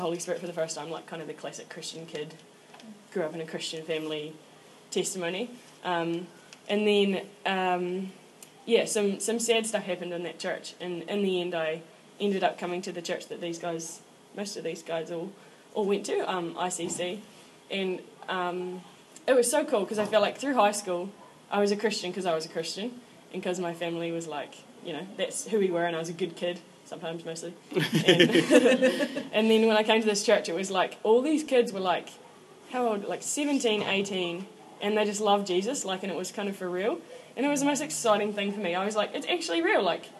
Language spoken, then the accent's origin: English; Invercargill, Southland, New Zealand; I am 21 years old, and I'm from Invercargill